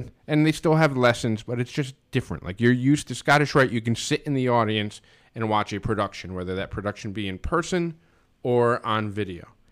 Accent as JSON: {"language": "English", "country": "United States", "tie": "born or raised there", "said": "A friend of mine, Chris Pensero, that I grew up with in Stanford"}